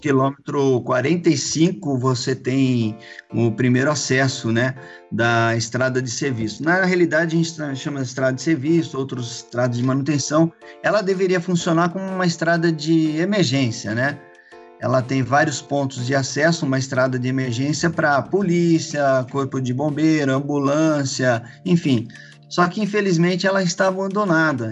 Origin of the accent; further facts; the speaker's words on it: Campinas, São Paulo, Brazil; eu sou de Campinas